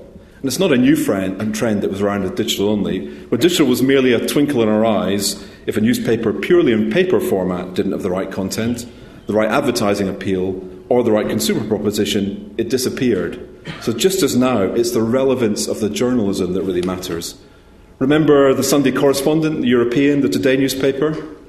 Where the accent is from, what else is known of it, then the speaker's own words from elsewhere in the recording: Scotland, United Kingdom; I am a Scottish accountant. I am proud of that fact as well.